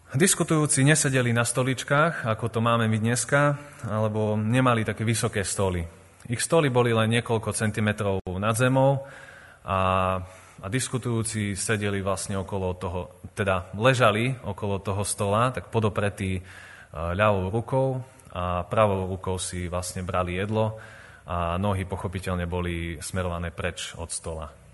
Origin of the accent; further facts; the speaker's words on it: Revúca, Banská Bystrica Region, Slovakia; born or raised there; also born or lived in Vojvodina, Serbia